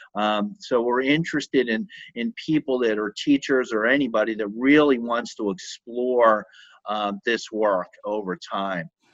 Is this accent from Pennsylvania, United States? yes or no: yes; Philadelphia, Pennsylvania, United States; moved away; I grew up in Philadelphia